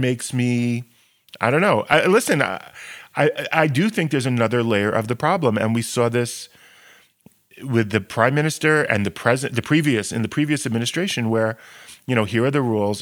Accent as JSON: {"language": "English", "country": "United States", "moved": "yes", "said": "I'm obviously from the States"}